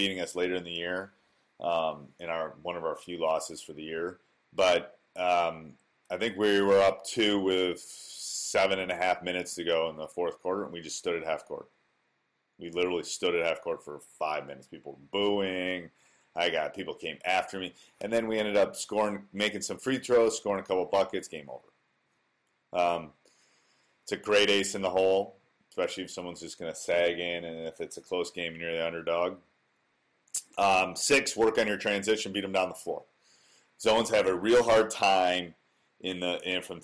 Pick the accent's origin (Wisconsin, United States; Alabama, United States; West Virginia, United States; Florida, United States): Wisconsin, United States; born or raised there